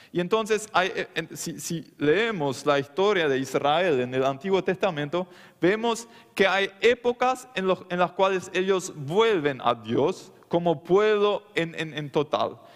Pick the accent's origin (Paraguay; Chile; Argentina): Paraguay; Loma Plata, Boquerón; Yo soy de Loma Plata, de la colonia Meno, en el Chaco.